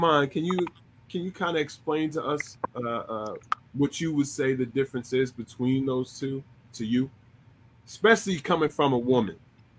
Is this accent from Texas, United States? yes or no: yes; Texas, United States; Look, look, she like, I'm from Texas, shout.